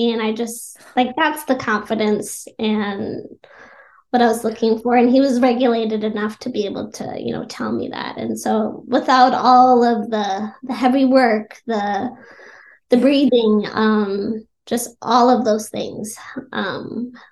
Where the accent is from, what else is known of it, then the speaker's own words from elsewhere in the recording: California, United States; moved away; I was born in California